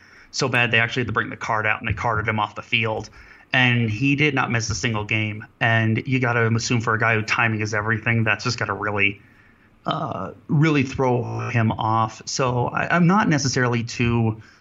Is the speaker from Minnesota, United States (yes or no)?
no; Cleveland, Ohio, United States; I'm from Cleveland